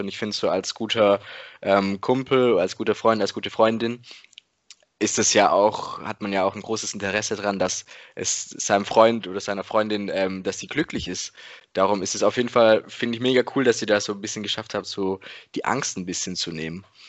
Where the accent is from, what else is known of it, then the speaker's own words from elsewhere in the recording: the Ländle, Baden-Württemberg, Germany; bei uns im Ländle.